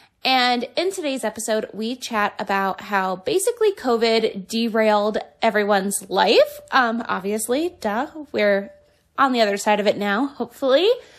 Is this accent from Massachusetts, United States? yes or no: no; Cleveland, Ohio, United States; now in Michigan, United States; I feel like I'm originally from Cleveland